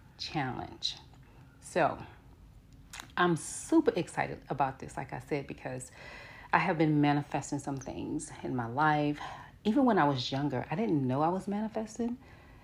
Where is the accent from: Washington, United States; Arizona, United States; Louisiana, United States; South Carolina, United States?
Louisiana, United States; New Orleans; I'm from New Orleans and I'm from the Florida Projects